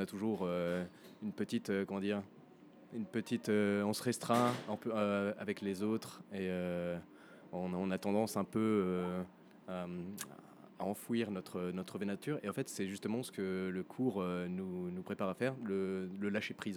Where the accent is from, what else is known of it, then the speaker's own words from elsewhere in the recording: France; moved away; je suis français et j'ai 31 ans